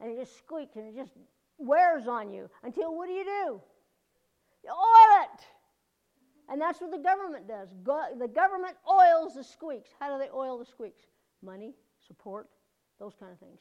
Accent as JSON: {"language": "English", "country": "United States", "said": "as an American"}